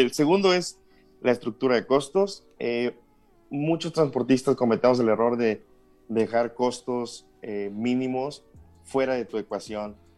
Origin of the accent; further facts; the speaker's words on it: Huasteca Potosina, San Luis Potosí, Mexico; moved away as an adult; now in Querétaro, Mexico; soy del estado de San Luis Potosí, de la región Huasteca, está en el sur del estado